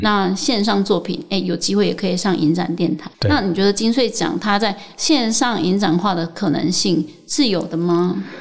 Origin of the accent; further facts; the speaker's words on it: Taiwan; 我们是讲台语